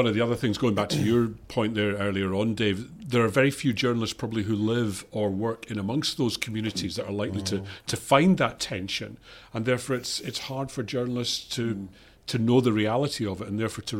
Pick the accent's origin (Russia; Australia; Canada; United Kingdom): United Kingdom; Glasgow, Scotland; Glasgow, right, so my hometown